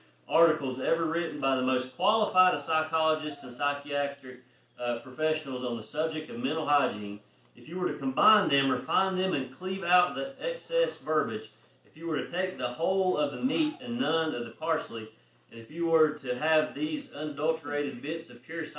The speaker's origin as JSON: {"language": "English", "town": "Vilas", "country": "United States", "tie": "born or raised there", "said": "I'm from Vilas, born and raised there. Don't know anything else but Vilas"}